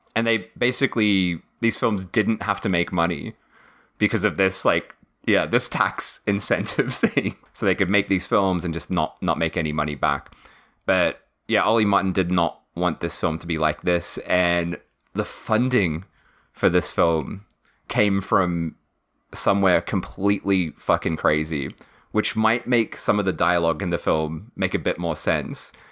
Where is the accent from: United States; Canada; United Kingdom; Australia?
Australia; Victoria; Matt and I being like from Victoria as well